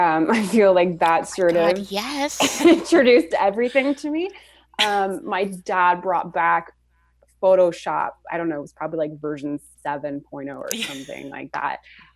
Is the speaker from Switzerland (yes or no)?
yes; Switzerland; also born or lived in Florida / Montreal; now in Toronto, Canada; I'm originally from Switzerland and then moved to Florida.